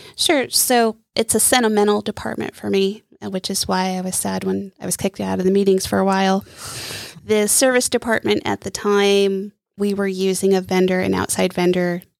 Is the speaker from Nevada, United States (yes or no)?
no; Coos Bay, Oregon, United States; also born or lived in Palm Springs, California / California; now in Lake Norman area, United States; I am originally from Oregon, the coast of Oregon, Coos Bay, to be exact. And I grew up between Coos Bay and Palm Springs, California